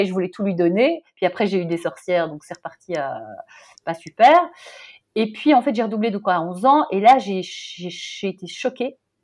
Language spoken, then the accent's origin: French; Brussels, Brussels-Capital Region, Belgium; j'ai grandi à Bruxelles